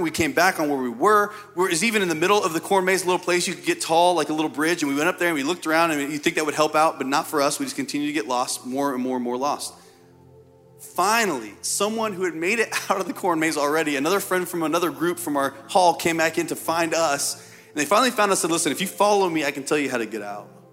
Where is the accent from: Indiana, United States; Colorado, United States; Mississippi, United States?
Indiana, United States; I'm from Indiana